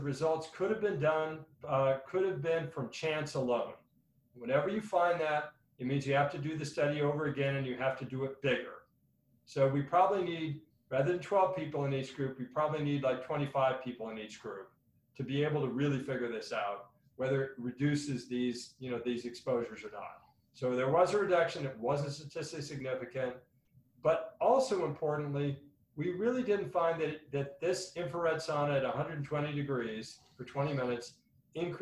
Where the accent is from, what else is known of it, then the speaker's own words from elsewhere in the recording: the Northwest, Pacific Northwest, United States; now in Arizona, United States; I was from the Northwest